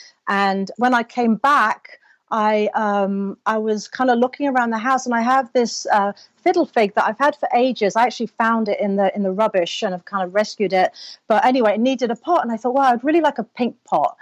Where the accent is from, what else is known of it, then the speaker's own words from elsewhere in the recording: London, United Kingdom; moved away as an adult; now in Los Angeles, United States; I'm originally from London, but I now live in Los Angeles.